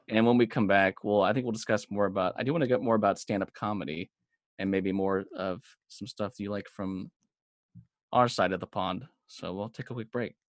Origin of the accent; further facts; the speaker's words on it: Los Angeles County, California, United States; this small little town, uh, in L A County